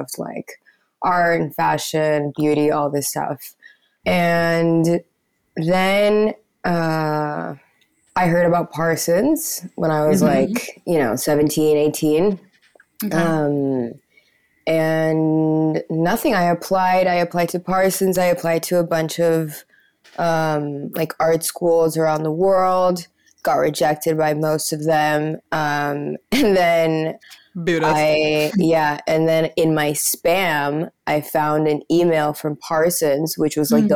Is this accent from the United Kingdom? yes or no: no; Peru; also born or lived in United States / New York; I was born here in Peru, but I lived in the US for like the first 6-7 years of my life